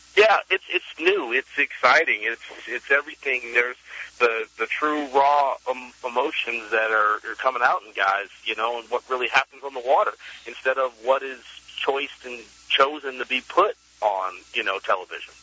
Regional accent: Clear Lake, California, United States; growing up on Clear Lake

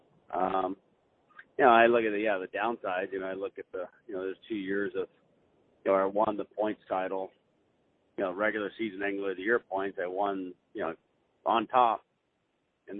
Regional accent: California, United States

